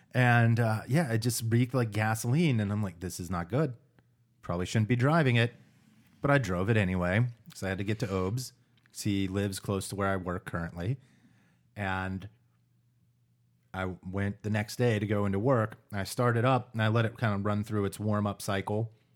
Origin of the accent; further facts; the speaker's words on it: United States; me being an American